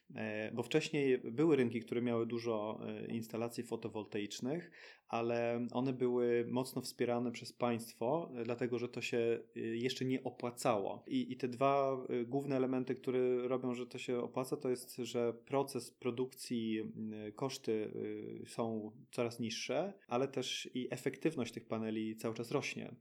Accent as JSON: {"language": "Polish", "country": "Sweden", "tie": "born or raised there", "moved": "as an adult", "lives_now": "Poland", "said": "my też dorastaliśmy w Szwecji"}